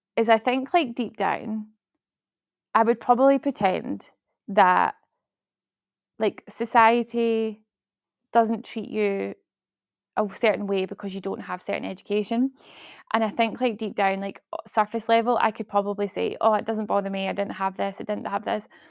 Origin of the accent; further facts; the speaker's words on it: Glasgow, Scotland, United Kingdom; also born or lived in Fife; I went to school in Glasgow. I am from Glasgow